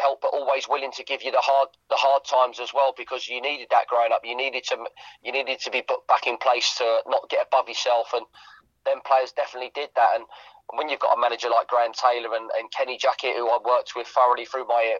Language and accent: English; Watford, East of England, United Kingdom; it was where I grew up.